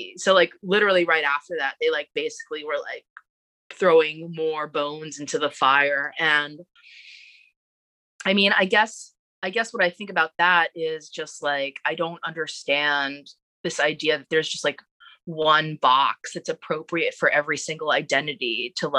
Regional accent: New York City, New York, United States; We're both Asian Americans, but I'm from Queens

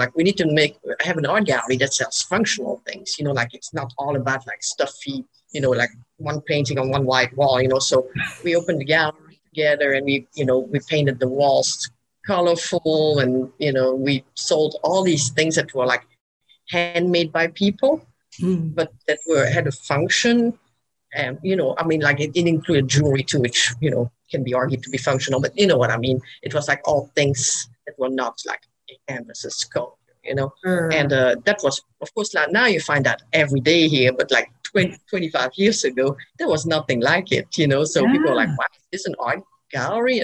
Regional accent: Belgium; moved away as an adult; now in Birmingham, United States; I'm from Belgium. I came here about 25 years ago

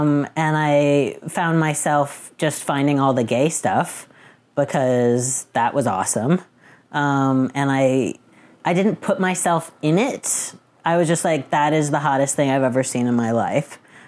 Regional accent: Boston, Massachusetts, United States; I'm 35 and I'm from Boston.

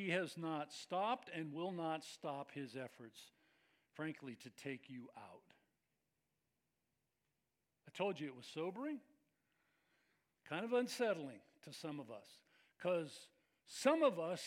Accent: Bay Area, California, United States; I grew up in the Bay Area

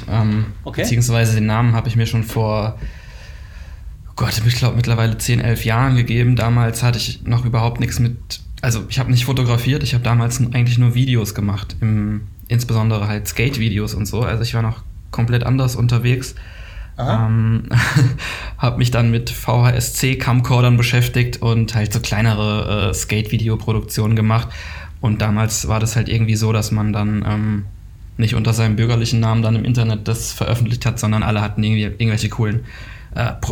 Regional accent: Kaiserslautern, Rhineland-Palatinate, Germany; moved away as an adult; now in Cologne, Germany; 2006, äh, nach meinem Abitur bin ich dann aus Kaiserslautern hergekommen zum äh, mm. Studieren.

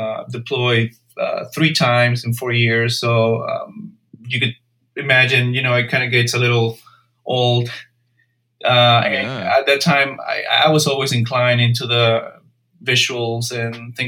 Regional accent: Peru; moved away as an adult; now in United States; I'm originally from Peru, so in a way I'm an immigrant.

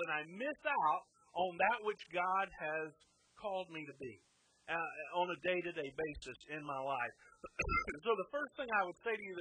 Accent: the Bible Belt, United States; we as American Christians, we especially in the Bible Belt

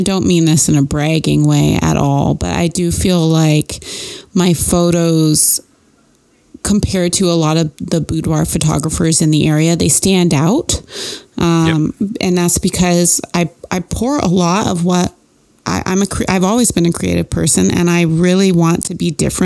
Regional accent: Canada; moved away; when I moved down here, like, I'm from Canada. I didn't know anybody down here

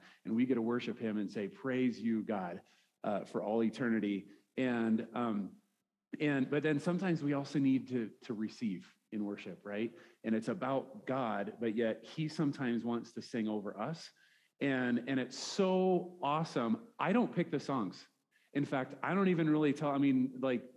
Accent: Nebraska, United States; moved away as an adult; also born or lived in Fairview, Oklahoma; I'm a Nebraska guy

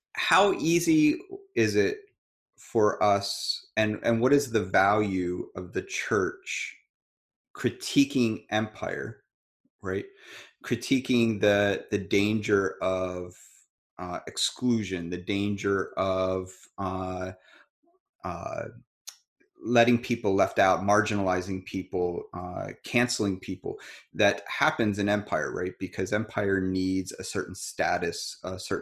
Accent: United States; I'm grateful that I was born here. I'm grateful that I'm American

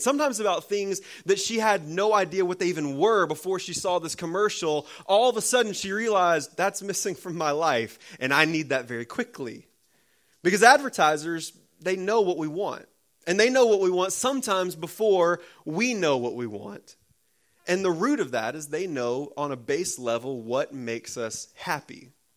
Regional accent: United States; as American Christians

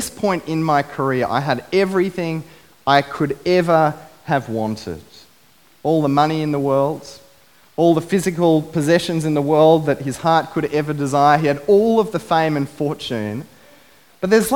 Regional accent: Biloela, Queensland, Australia; I grew up in Biloela, a beautiful country town

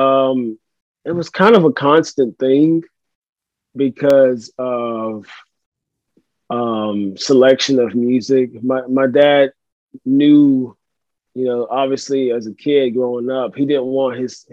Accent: Nashville, Tennessee, United States; I grew up here in Nashville, Tennessee. I'm still here

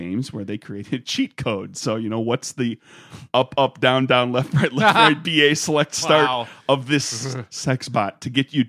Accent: Wisconsin, United States; I am from Wisconsin.

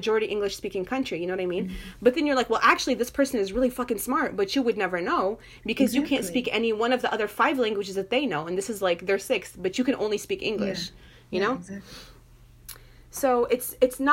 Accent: United States; I'm American

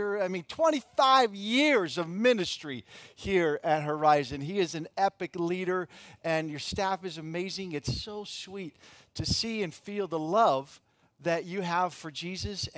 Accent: Wisconsin, United States; now in California, United States; I grew up in Wisconsin

